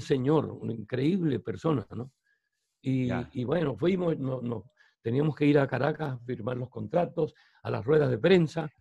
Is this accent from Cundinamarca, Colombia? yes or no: no; Barranquilla, Atlántico, Colombia; moved away as an adult; also born or lived in Spain / Germany; now in Puerto Colombia, Colombia; soy barranquillero